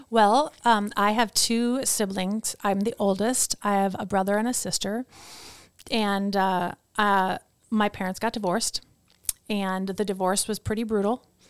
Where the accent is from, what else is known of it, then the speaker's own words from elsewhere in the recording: Chippewa Falls, Wisconsin, United States; also born or lived in Princeton, New Jersey; So I grew up in Wisconsin, so I moved there when I was, like, six months.